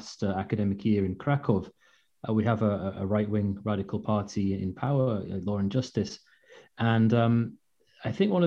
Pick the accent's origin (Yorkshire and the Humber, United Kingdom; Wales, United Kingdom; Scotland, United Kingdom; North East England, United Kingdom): Yorkshire and the Humber, United Kingdom; York; moved away as an adult; also born or lived in Ukraine; now in Tartu, Estonia; I'm from the UK, I'm from York